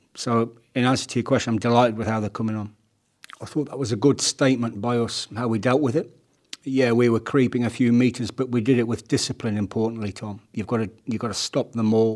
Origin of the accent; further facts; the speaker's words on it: Leicester, East Midlands, United Kingdom; the environment I grew up with in Leicester.